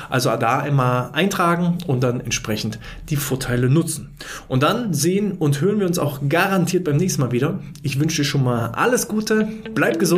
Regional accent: East Germany, Germany; ich bin ja ein Kind des Ostens ja, ich bin 89 geboren, also ich habe gerade so die Wende mitbekommen, nicht bewusst, aber zumindest war ich da.

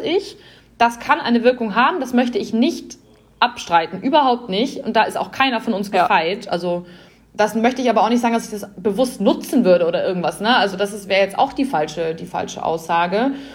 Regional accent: Bavaria, Germany; bei uns in Bayern

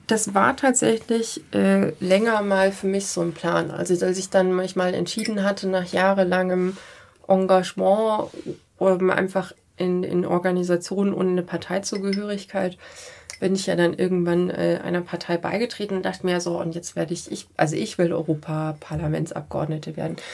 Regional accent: Munich, Bavaria, Germany; Ich bin auch äh, einfach Münchner Kindel und komme aus einer, äh, aus einer mehrgenerationellen Münchner Familie und so. Das ist einfach meine Heimat.

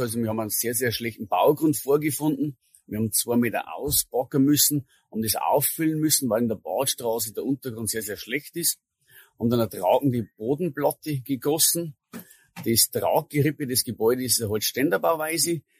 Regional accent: Bavarian Forest, Germany; bei uns im Bayerischen Wald

